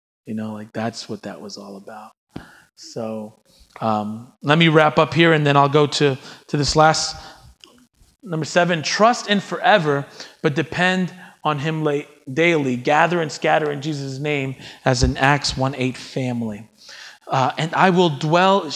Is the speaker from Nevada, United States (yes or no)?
no; New York, United States; as a New Yorker